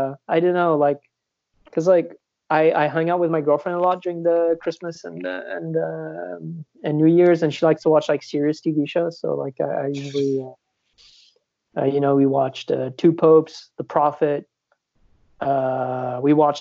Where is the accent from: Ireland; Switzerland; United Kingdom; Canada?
Switzerland; born or raised there